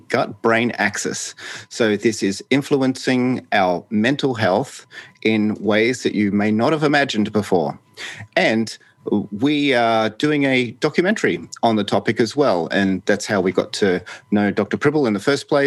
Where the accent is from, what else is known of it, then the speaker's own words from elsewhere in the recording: Brisbane, Queensland, Australia; my hometown of Brisbane, Australia